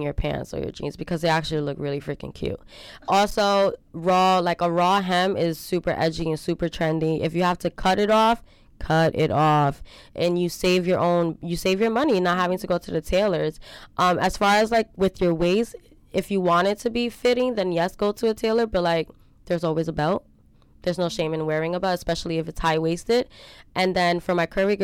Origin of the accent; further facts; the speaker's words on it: New York City, New York, United States; I grew up in Marcy Projects with my mom and my grandmother.